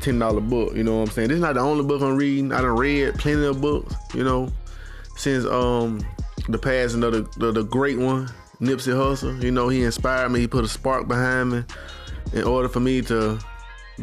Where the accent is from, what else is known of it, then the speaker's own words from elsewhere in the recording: Birmingham, Alabama, United States; I'm from the South, born and raised, bamming at Alabama